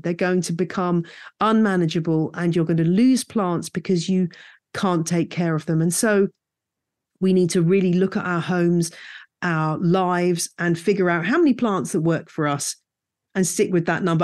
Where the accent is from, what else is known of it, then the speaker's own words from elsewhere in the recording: United Kingdom; moved away as an adult; also born or lived in West Country, United Kingdom / Louisiana, United States; now in Bedfordshire, United Kingdom; I grew up in the Chilterns